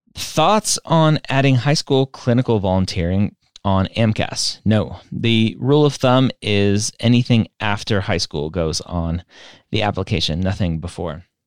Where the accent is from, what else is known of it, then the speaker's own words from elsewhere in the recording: Southern California, United States; I am from Southern California